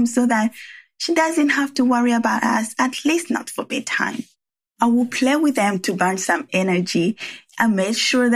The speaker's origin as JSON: {"language": "English", "country": "Rwanda", "tie": "born or raised there", "second_language": "English", "moved": "yes", "lives_now": "San Francisco Bay Area, United States", "said": "where my accent comes from. Well, I was born and raised in Rwanda"}